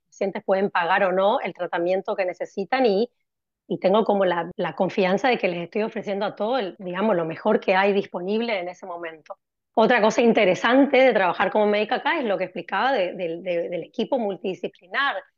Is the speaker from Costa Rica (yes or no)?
no; Corrientes, Argentina; moved away as an adult; also born or lived in Spain / London, United Kingdom; now in Cambridge, United Kingdom; soy correntina, pero vivo en el exterior. Me fui de Argentina en el año 2002